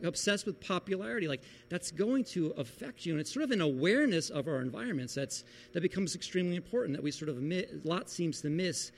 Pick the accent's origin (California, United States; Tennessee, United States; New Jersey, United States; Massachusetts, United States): New Jersey, United States; Beach Haven; moved away; we went back to Beach Haven, New Jersey, where I grew up